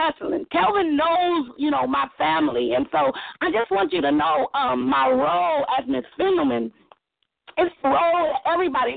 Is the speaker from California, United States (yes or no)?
yes; Long Beach, California, United States; I am from Long Beach, California